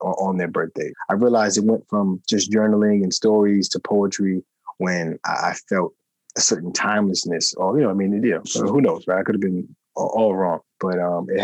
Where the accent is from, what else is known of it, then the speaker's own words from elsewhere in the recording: New York City, New York, United States; I'm from Queens, New York, originally